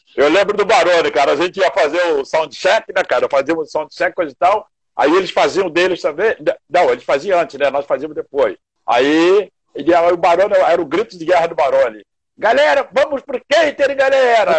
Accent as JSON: {"language": "Portuguese", "town": "Seropédica", "region": "Rio de Janeiro", "country": "Brazil", "moved": "yes", "said": "que vinha lá de interior de Cero Pédica"}